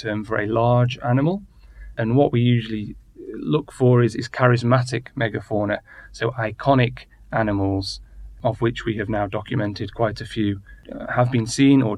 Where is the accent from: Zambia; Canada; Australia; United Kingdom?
United Kingdom; moved away; I'm British